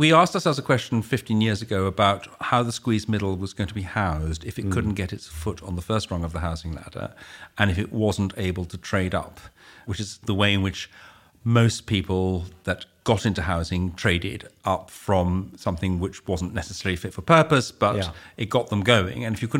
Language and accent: English; United Kingdom; My sister decided to stay in Holland, and she's very Dutch, I'm very British, apparently.